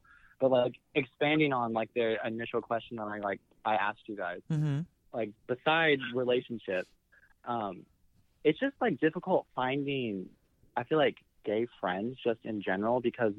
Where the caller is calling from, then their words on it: Kansas City, Missouri, United States; I'm from Kansas City, Missouri.